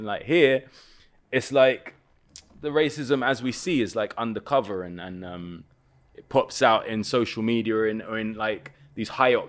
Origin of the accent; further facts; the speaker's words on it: London, United Kingdom; Where I'm from in West London, like I was born in Kilburn. I grew up around there in Willesden. Very Caribbean, very Irish, and then a very, very heavy Bangladeshi presence.